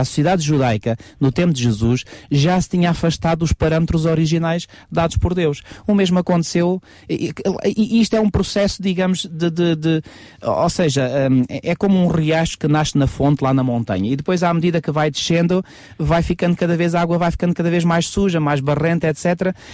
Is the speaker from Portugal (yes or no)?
yes; Portugal; como portugueses nós falamos da nossa cultura portuguesa